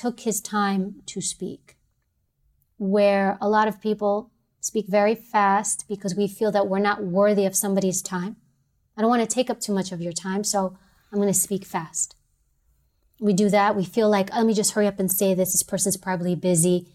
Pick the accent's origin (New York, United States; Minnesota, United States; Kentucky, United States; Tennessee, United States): New York, United States; New York City; I'm from New York City